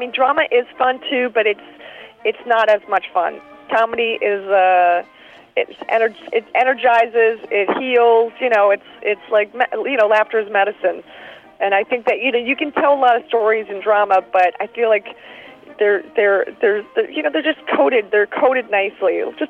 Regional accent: Philadelphia, Pennsylvania, United States; also born or lived in New York / Chicago; Absolutely. I'm from Philadelphia. I lived in New York. I lived in Chicago for 5 years.

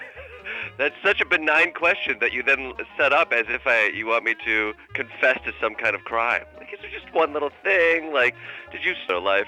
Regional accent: Kalamazoo, Michigan, United States; I grew up in Kalamazoo, Michigan

